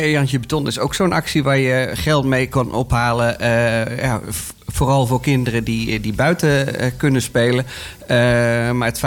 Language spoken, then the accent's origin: Dutch; Bunnik, Utrecht, Netherlands; now in Houten, Netherlands; vroeger handbal in, uh, in Bunnik, waar ik vandaan kom, maar al heel lang inmiddels in Houten woon.